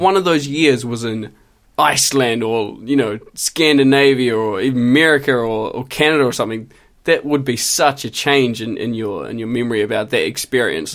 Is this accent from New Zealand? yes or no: yes; Christchurch, Canterbury, New Zealand; moved away as an adult; I did four years of study just in Christchurch, just in my hometown.